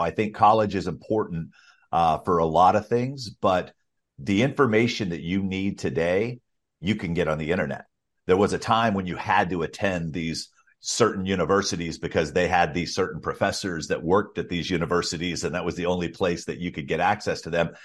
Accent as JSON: {"language": "English", "region": "Alabama", "country": "United States", "tie": "born or raised there", "said": "I grew up in Alabama"}